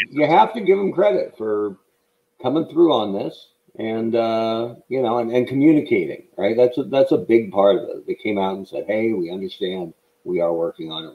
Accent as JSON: {"language": "English", "region": "Oregon", "country": "United States", "tie": "born or raised there", "also_born_or_lived": "Western New York / Phoenix, Arizona / Washington, D.C.", "said": "I'm from Oregon."}